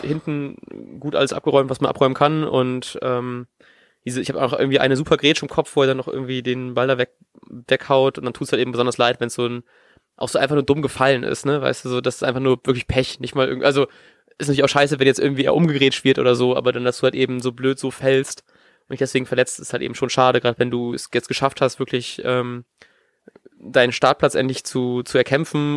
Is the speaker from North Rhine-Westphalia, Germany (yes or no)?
no; East Frisia, Lower Saxony, Germany; moved away; ich bin ja grad in meiner Heimat in Ostfriesland, ähm, in meinem Zimmer hier